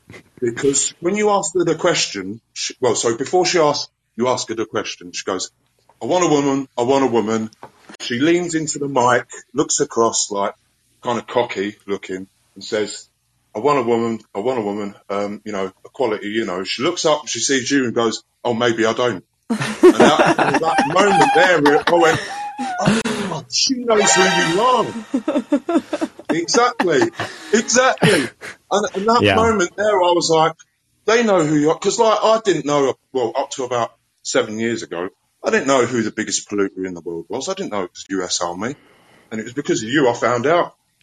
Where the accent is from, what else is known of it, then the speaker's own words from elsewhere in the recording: London, United Kingdom; now in Scotland, United Kingdom; But I'm actually originally from London, so I haven't really got a strong Scottish accent, but I've been here for 22 years.